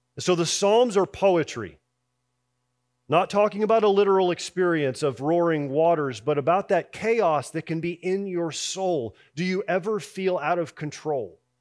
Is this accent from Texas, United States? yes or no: yes; Houston, Texas, United States; I grew up in Houston